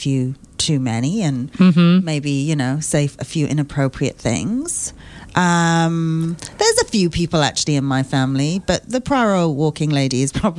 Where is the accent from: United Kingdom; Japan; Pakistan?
United Kingdom; now in Australia; because we are British